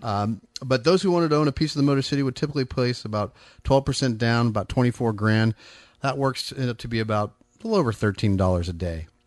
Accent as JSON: {"language": "English", "area": "Bay Area", "region": "California", "country": "United States", "tie": "born or raised there", "also_born_or_lived": "Folsom, California", "moved": "as an adult", "lives_now": "Sacramento area, United States", "said": "born and raised in the Bay Area"}